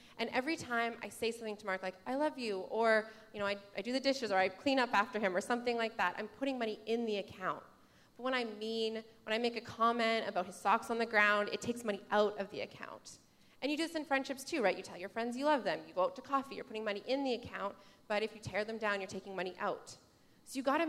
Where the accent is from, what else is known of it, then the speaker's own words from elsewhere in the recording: Saskatchewan, Canada; I'm from Saskatchewan. My family's from Saskatchewan.